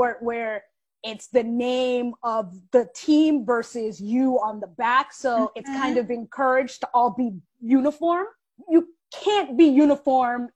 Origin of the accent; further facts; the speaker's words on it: Washington, District of Columbia, United States; moved away as an adult; also born or lived in New York; I was born and raised in Southwest DC